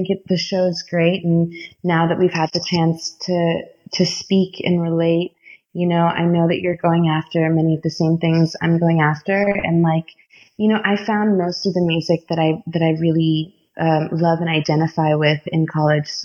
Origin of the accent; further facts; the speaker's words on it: Nigeria; born there; also born or lived in Florida; I was born in Nigeria and I'm Indian, and then we lived in Florida